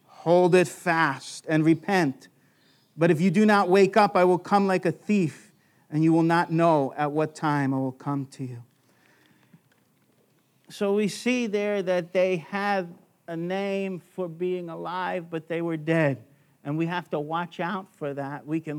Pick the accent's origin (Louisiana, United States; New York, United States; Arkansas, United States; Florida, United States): New York, United States; Long Island; I know growing up in Long Island, New York, I thought the yoke was an egg yolk. I was very distant from the farms.